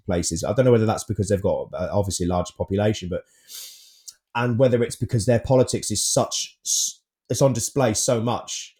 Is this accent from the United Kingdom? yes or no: yes; United Kingdom; being British